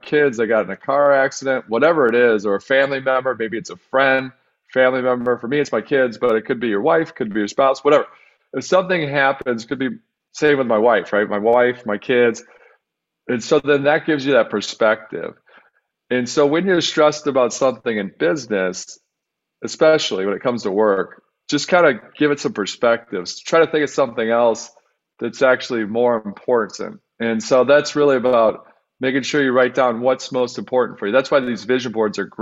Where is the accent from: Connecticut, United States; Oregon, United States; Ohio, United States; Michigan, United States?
Michigan, United States; outside of Detroit; I grew up outside of Detroit